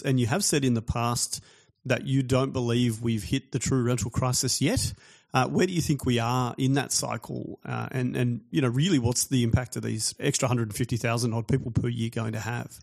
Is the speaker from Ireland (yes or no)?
no; Australia; as an Australian guy with an Australian family born here